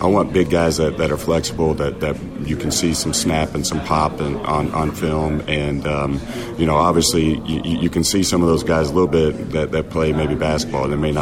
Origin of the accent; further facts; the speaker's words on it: northeast Kansas, United States; moved away as an adult; also born or lived in Houston; now in Greenville, United States; Born and raised in Kansas, small town northeast Kansas, so my whole family's still there